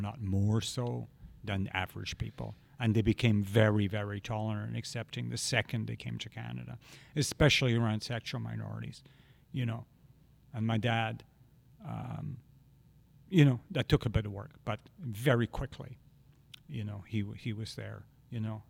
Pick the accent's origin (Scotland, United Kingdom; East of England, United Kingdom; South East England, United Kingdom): Scotland, United Kingdom; Glasgow; moved away; growing up in Glasgow